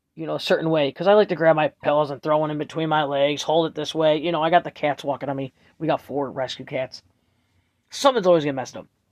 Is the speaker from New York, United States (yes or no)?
yes; Buffalo, New York, United States; I'm from Buffalo, New York, Erie County